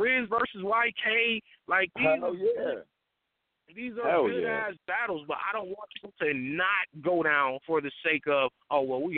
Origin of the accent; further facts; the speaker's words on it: the West, West Coast, United States; I'm from the West